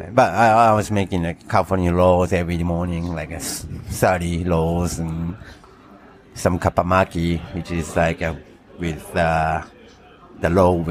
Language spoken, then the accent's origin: English; Tokyo, Japan; English is a second language; moved away as an adult; also born or lived in Calgary, Canada; now in Hokkaido, Japan; Tokyo. Yeah, I was growing up in Tokyo, West Side.